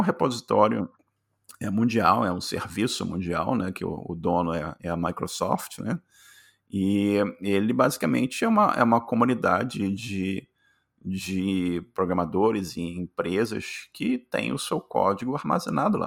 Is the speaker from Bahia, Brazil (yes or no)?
no; Rio de Janeiro, Brazil; moved away as an adult; now in Canada; eu, nasci no Rio de Janeiro, classe, classe média